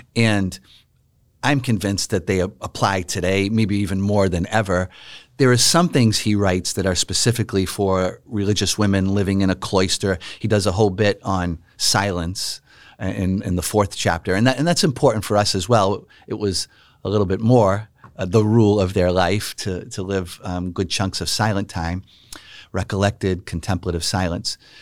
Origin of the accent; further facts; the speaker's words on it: Boston, Massachusetts, United States; I grew up knowing the friars in my hometown of Boston, Massachusetts